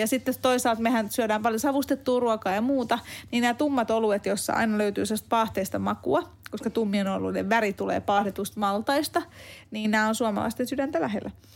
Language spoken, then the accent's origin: Finnish; Hungary; now in Finland; mä oon Unkarista kotoisia